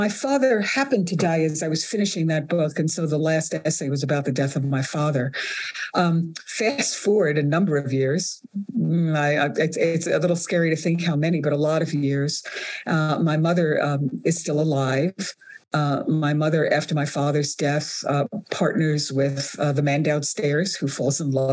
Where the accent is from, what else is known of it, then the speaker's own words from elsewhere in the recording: New York City, New York, United States; also born or lived in Sicily / Calabria; growing up in Brooklyn, 1950s, 1960s